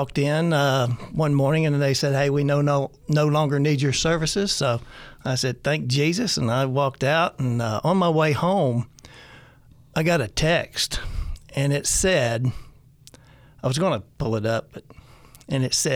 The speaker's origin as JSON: {"language": "English", "region": "Kentucky", "country": "United States", "said": "I am from Kentucky"}